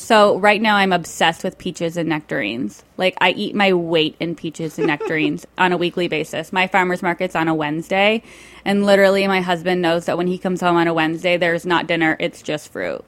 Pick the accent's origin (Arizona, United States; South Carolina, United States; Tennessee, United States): Arizona, United States; Tucson; I grew up in Arizona with like all the guacamole in the world.